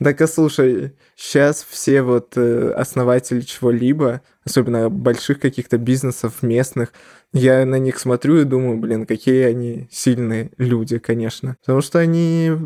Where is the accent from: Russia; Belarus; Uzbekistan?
Belarus; also born or lived in Ukraine; я как бы жил всю жизнь в Беларуси